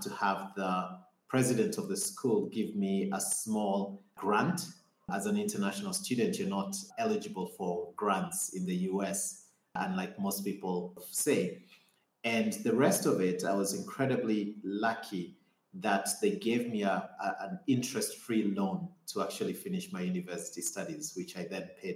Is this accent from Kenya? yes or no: yes; Limuru, Kiambu County, Kenya; moved away as an adult; also born or lived in Nairobi, Kenya / California, United States; I grew up on the outskirts of Nairobi in Limuru, in a place called Riara Ridge in Tigoni